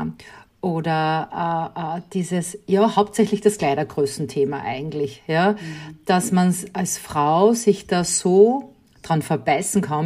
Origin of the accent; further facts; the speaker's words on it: Upper Austria, Austria; bin Oberösterreicherin